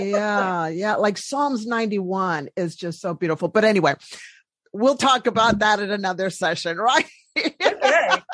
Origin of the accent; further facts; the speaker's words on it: Washington, District of Columbia, United States; we're both from the East Coast and the Washington D.C. area